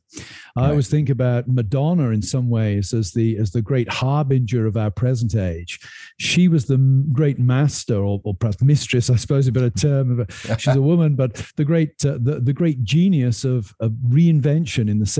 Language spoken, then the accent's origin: English; United Kingdom; moved away as an adult; now in United States; I've come to America and been a very different person than I would have been if I'd stayed in the United Kingdom